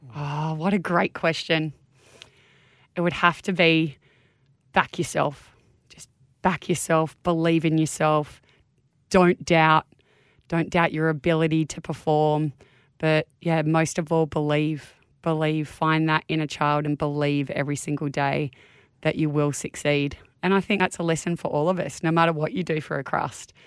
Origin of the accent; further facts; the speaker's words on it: Manly, New South Wales, Australia; I was born in Manly Hospital. As a Manly girl, went to primary school and high school in Manly